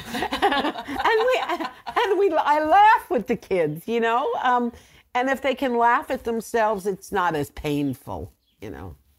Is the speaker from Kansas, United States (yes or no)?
no; Blauvelt, New York, United States; now in Nyack, United States; when I was a little girl growing up in Blofeld